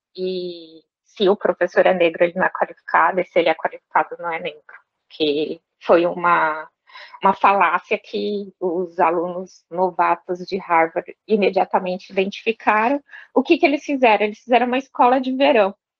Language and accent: Portuguese; São Paulo, Brazil; moved away as an adult; also born or lived in Franca; eu nasci em São Paulo, né? Nos num bairro que é um bairro tradicionalmente